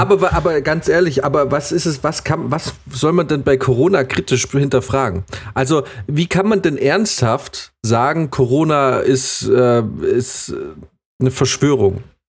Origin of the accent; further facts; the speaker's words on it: Munich, Bavaria, Germany; als Münchner